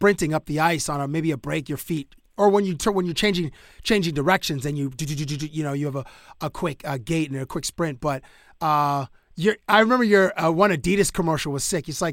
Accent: Canada; now in Toronto, Canada; as a Canadian

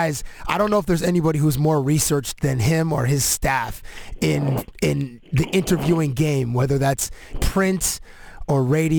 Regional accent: Canada; I identified myself as Canadian

